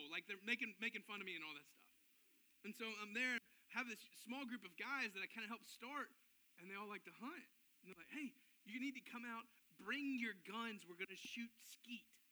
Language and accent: English; Memphis, Tennessee, United States; we grew up in Memphis